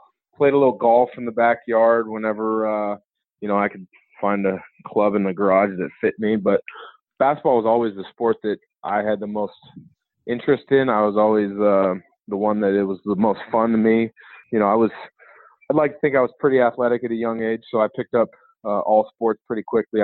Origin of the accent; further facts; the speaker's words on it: Vancouver, Washington, United States; also born or lived in Portland, Oregon; I grew up in Portland. You know, grew up as a huge Blazer fan. In second grade, we moved just across the Columbia River to Vancouver, Washington